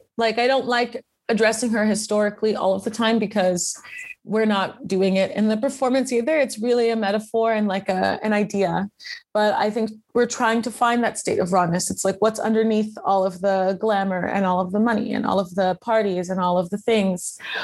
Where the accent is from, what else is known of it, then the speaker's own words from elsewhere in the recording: United States; moved away as an adult; also born or lived in Louisiana; now in Prague, Czech Republic; I'm American and my family's Creole